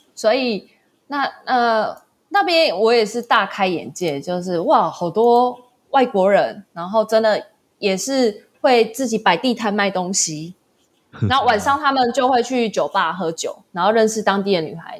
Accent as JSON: {"language": "Chinese", "country": "Taiwan", "said": "因为我嗯。是台湾人"}